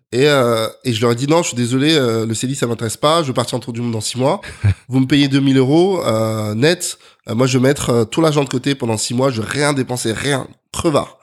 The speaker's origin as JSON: {"language": "French", "town": "Neuilly-sur-Seine", "region": "Île-de-France", "country": "France", "tie": "born or raised there", "also_born_or_lived": "Colombes", "lives_now": "Paris, France", "said": "je suis né à Colombes, précisément dans 92. Euh, j'ai grandi à Neuilly"}